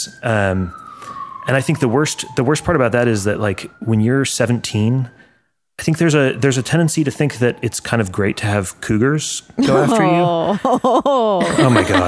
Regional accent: Chicago, Illinois, United States; I grew up outside of Chicago

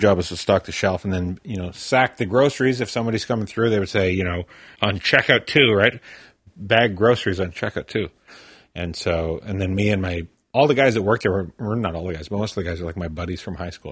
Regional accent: Tisdale, Saskatchewan, Canada; Tisdale, Saskatchewan, my hometown

